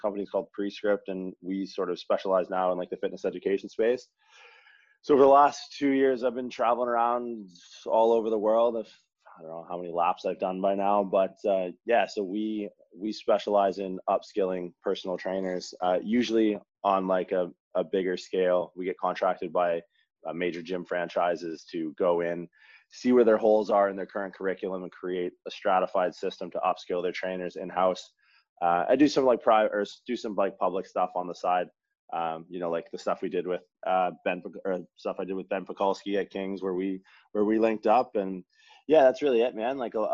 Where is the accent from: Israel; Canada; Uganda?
Canada; moved away as an adult; also born or lived in Toronto, Ontario / Santa Clara, California; I'm from Canada originally.